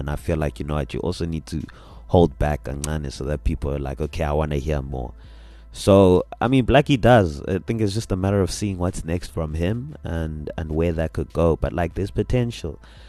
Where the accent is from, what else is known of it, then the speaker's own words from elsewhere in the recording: South Africa; a lot of UK people know that I'm a pianist from South Africa.